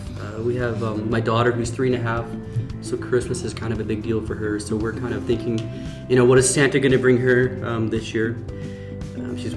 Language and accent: English; Tillsonburg, Ontario, Canada; moved away as an adult; now in Xi'an, China; I am going back to my hometown, which is near Toronto in Canada, a little place called Tillsonburg.